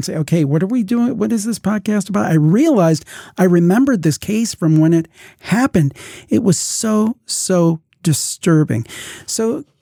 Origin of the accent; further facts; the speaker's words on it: Cleveland, Ohio, United States; I'm from the Cleveland area